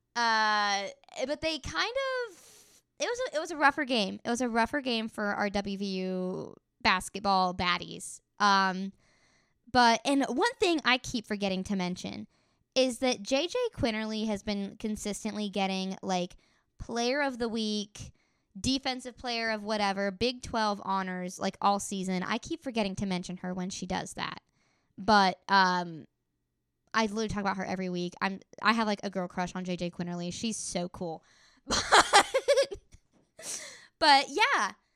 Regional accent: Elkins, West Virginia, United States; I'm from Elkins

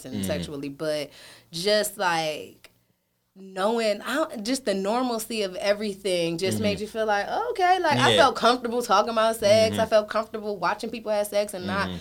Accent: Pennsylvania, United States; I'm from Pennsylvania

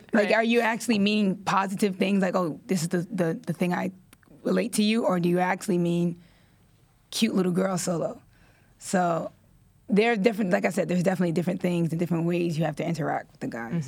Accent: New York City, New York, United States; I was born and raised in Washington Heights, New York

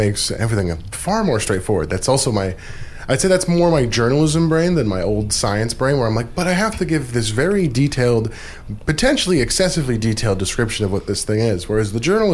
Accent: Anchorage, Alaska, United States; now in Juneau, United States; I grew up in Anchorage

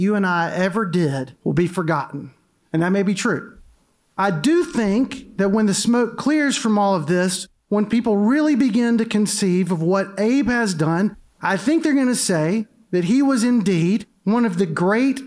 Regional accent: Mobile, Alabama, United States; I grew up in Mobile

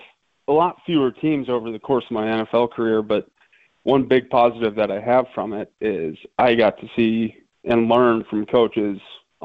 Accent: Montana, United States; moved away as an adult; the same kids that we grew up with in Montana.

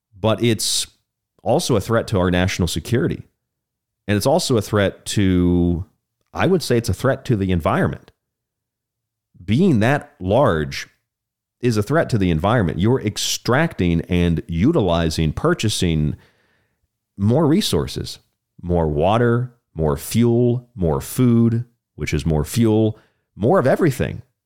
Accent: Orlando, Tampa, Saint Petersburg, Florida, United States; I grew up in Orlando, Tampa, Saint Pete, Disney World, Universal, it's all right there

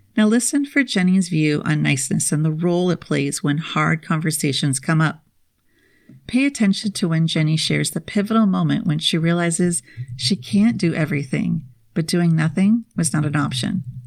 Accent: Minnesota, United States; moved away; I spent my formative years, kindergarten through twelfth grade, in the land of ten thousand lakes

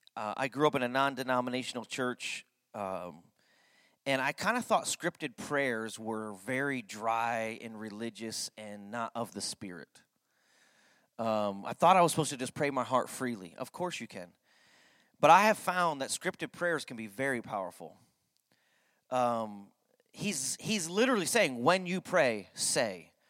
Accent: Connecticut, United States; I grew up in Connecticut

